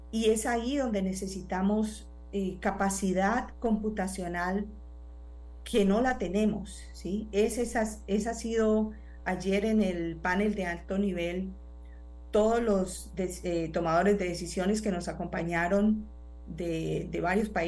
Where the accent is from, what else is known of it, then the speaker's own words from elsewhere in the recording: Colombia; now in United States; eh, soy una científica de la Agencia de Atmósferas y Océanos de los Estados Unidos, pero soy colombiana de nacimiento, así es que tengo, sangre en estas tierras.